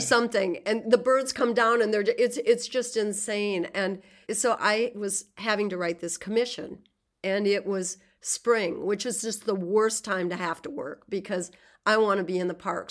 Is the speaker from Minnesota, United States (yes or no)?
yes; Southwest Minnesota, United States; I was born in Southwest Minnesota, prairie country, in nineteen sixty in a very small rural town